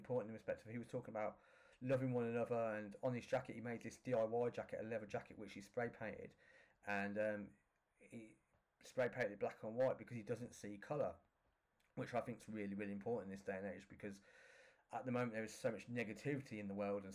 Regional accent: Northampton, East Midlands, United Kingdom; my hometown in Northampton

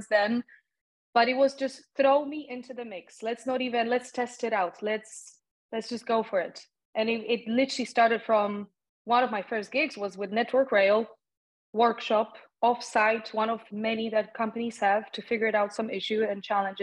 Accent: Poland; English is a second language; moved away; a young person growing up in Poland

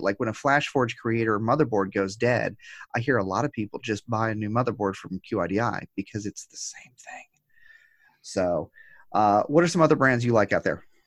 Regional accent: United States; as an American

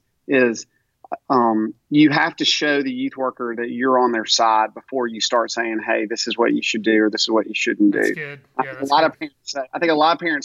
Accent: Tupelo, Mississippi, United States; I'm from Tupelo

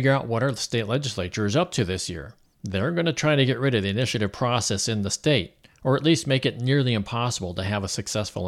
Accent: Missouri, United States; my home state of Missouri

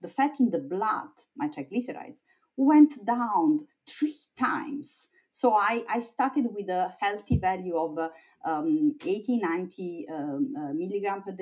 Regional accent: Italy; moved away as an adult; also born or lived in Vienna, Austria / Oxford, United Kingdom / Stanford, United States; now in United States; I was born in Italy

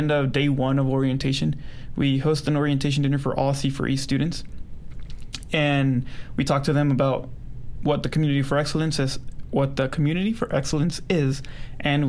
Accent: San Bernardino, California, United States; also born or lived in Los Angeles, California / Brighton, Colorado; now in Colorado, United States; Born in L.A., and then I lived in San Bernardino or Colton area

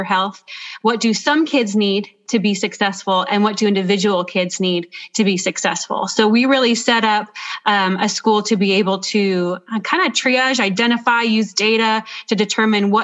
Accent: Clovis, California, United States; I grew up in Clovis Unified and actually graduated from Clovis High School

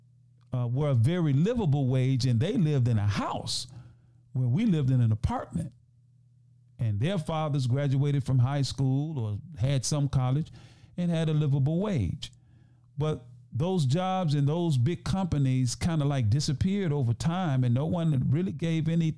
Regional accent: Memphis, Tennessee, United States; I grew up in Memphis, I lived in the neighborhood

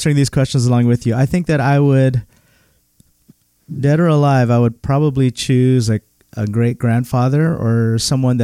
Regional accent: Philippines; moved away; I was born in the Philippines, so everyone before me was born in the Philippines

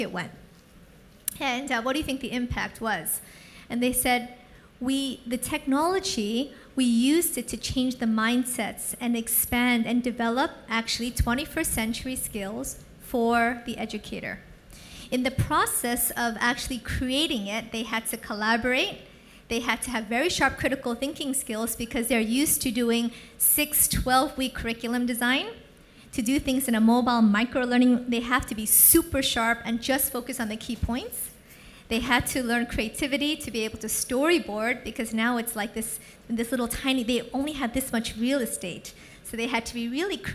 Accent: United States; also born or lived in San Francisco; now in Singapore; I'm American, but I live in Singapore and San Francisco

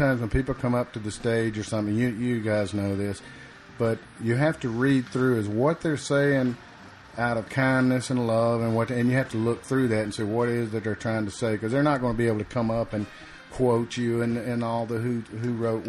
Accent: Rome, Georgia, United States; I was born north a couple hours, outside of Rome in that area.

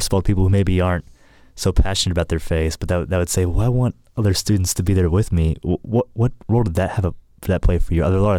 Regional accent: Middle Tennessee, United States; I grew up in here in Middle Tennessee. I recently graduated from Belmont University in 2019.

